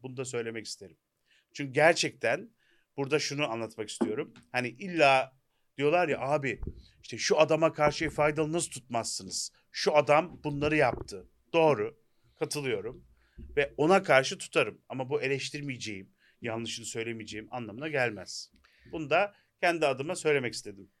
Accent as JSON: {"language": "Turkish", "country": "Turkey"}